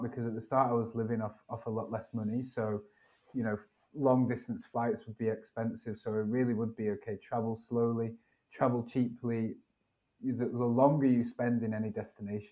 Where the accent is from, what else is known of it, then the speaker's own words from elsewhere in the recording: United Kingdom; moved away as an adult; I'm from Britain